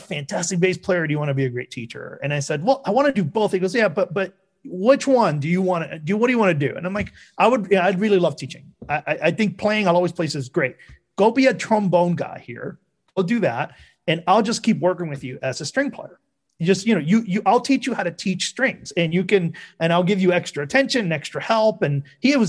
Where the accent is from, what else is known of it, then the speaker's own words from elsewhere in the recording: Havana, Cuba; now in United States; I'm Cuban American. So, you know, I was born in Havana. I came here